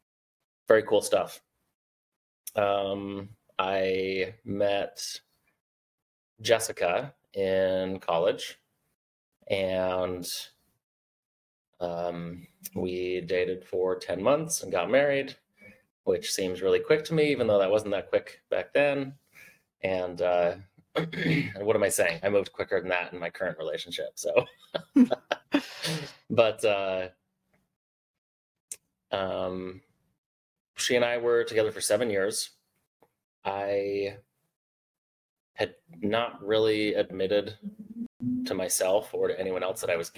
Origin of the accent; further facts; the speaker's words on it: Southeast Idaho, United States; I grew up in Southeast Idaho, a very conservative community in a Mormon family